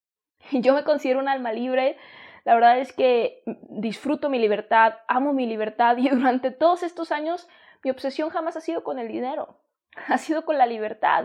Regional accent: Mexico; also born or lived in San Diego, United States; Yo soy de México y estuve en San Diego

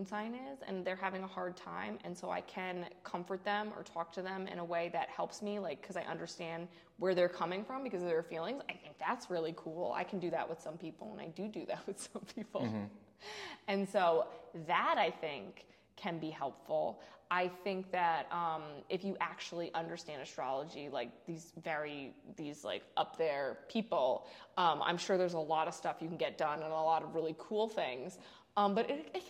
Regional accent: Mount Kisco, New York, United States; I was born in Mount Kisco Medical Center, so I was born in Mount Kisco

